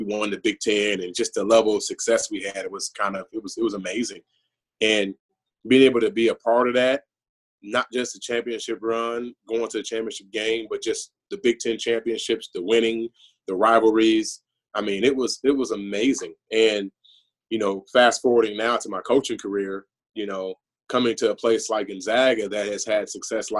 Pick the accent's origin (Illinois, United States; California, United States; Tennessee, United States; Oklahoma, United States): Illinois, United States; Chicago; moved away; growing up in the Illinois, Chicagoland area